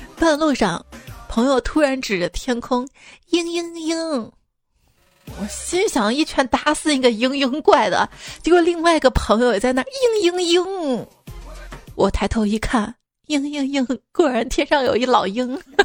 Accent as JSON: {"language": "Chinese", "town": "Xi'an", "region": "Shaanxi", "country": "China", "said": "作为一名西安人"}